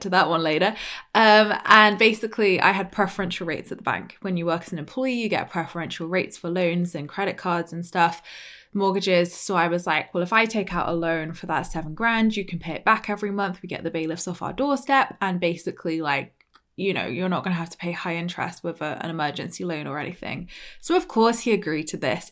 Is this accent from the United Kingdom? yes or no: yes; Dorset, South West England, United Kingdom; accent: very British; from Dorset